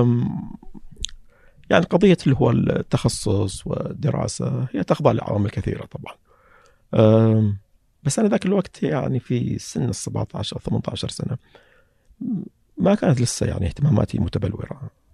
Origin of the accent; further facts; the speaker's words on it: Saihat, Eastern Province, Saudi Arabia; أنا من القطيف